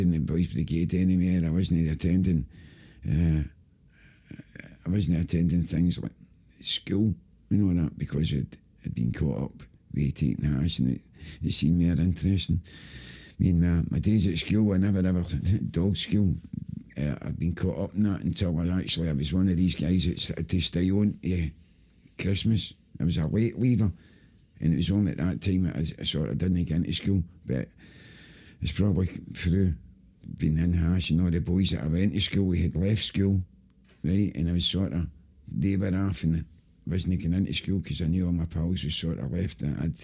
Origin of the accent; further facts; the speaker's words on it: Glasgow, Scotland, United Kingdom; I grew up in Pollock, Dolman Side Road in Pollock.